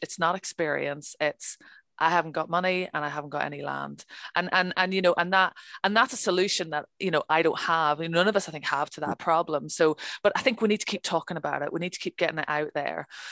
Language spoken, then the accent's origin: English; Northern Ireland, United Kingdom; moved away as an adult; also born or lived in Birmingham, England; now in Scotland, United Kingdom; I grew up in Northern Ireland, um, and uh, I left when I was uh, 19 to go to university, and I studied archaeology um, in Birmingham